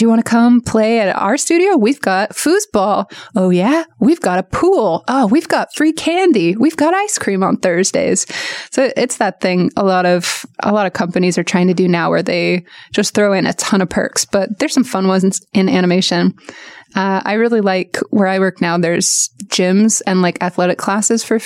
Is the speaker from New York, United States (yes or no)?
no; Portland, Oregon, United States; moved away as an adult; now in Los Angeles, United States; I grew up in Portland